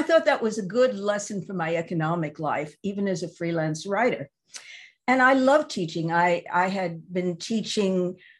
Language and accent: English; New York, United States; I grew up in New York